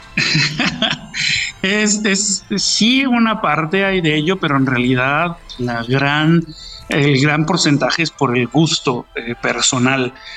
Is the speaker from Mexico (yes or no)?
yes; Mexico; de todos nosotros como mexicanos, nuestra música es, una parte de, nuestro ser y de nuestra cultura